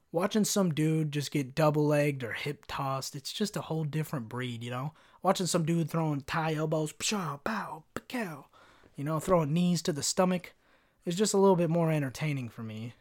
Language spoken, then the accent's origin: English; Kentucky, United States; growing up in Kentucky, wanting to be a rapper